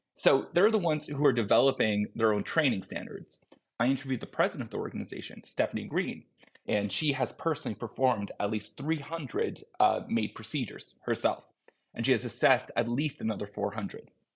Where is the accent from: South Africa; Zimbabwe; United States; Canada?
Canada; I'm a Canadian citizen